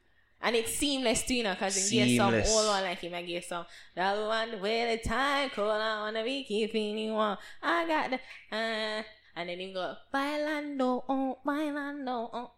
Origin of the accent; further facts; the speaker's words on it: Jamaica; I'm like this international person. I'm a Jamaican as well, and you feel it. You feel like they're waving the flag high.